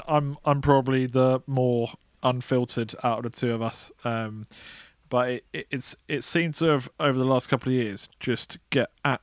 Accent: Grimsby, Yorkshire and the Humber, United Kingdom; now in London, United Kingdom; from Grimsby, UK

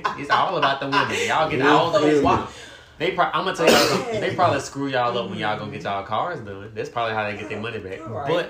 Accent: Mississippi, United States; I'm from Mississippi

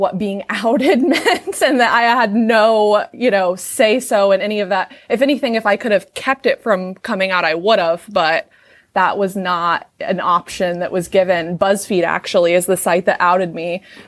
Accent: Southern Illinois, United States; I grew up in Southern Illinois where it's very conservative

